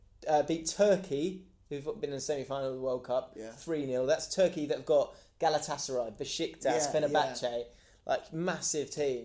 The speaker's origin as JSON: {"language": "English", "region": "England", "country": "United Kingdom", "said": "as an Englishman"}